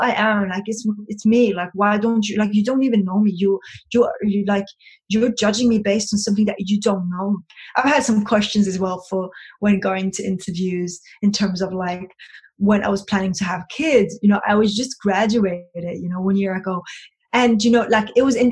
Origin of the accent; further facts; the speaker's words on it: Copenhagen, Capital Region of Denmark, Denmark; I was brought up in Copenhagen. It's the capital of Denmark.